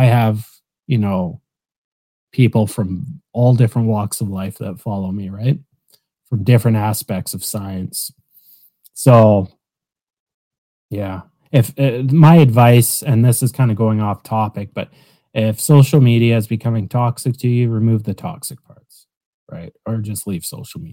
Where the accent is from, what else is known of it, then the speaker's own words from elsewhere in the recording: Canada; I'm Canadian